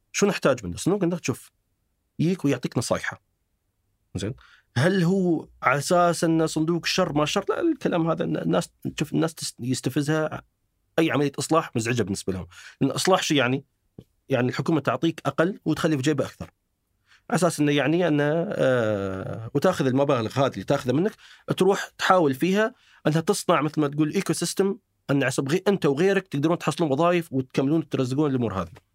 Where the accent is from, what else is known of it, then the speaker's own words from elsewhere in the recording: United Arab Emirates; عندنا في الامارات